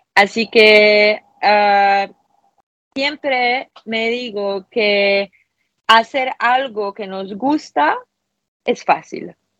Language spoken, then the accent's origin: Spanish; Poland; Spanish is a second language; soy polaca